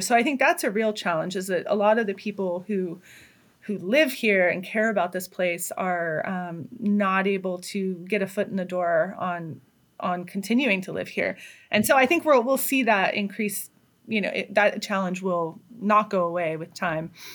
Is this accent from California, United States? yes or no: yes; Hayfork, California, United States; now in Humboldt County, United States; I grew up in Trinity County